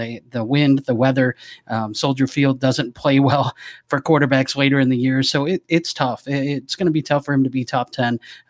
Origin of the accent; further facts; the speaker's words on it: Chicago, Illinois, United States; moved away; I am from Chicago. I don't live there, but I went to college just there.